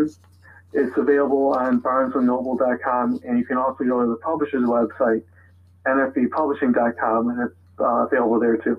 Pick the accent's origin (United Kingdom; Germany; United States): United States; Buffalo, New York; my hometown, Buffalo, New York.